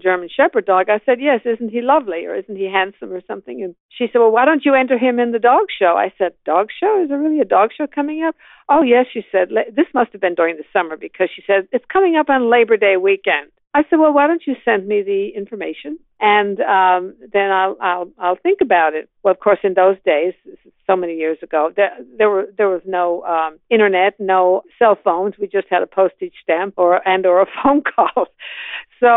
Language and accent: English; Canada; moved away as an adult; also born or lived in Toronto; now in Atlanta, United States; I'm Canadian by birth, so I moved to a larger city